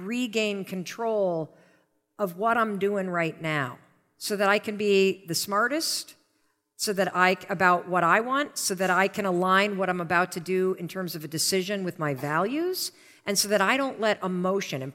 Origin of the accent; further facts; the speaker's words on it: Western Michigan, United States; I grew up in Western Michigan